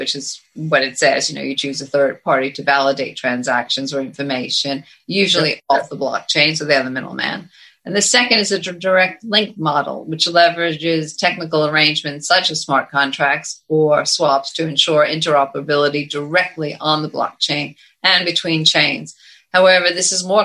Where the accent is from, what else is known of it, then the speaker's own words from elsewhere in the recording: United States; moved away as an adult; now in United Kingdom; having lived here for so many years as an American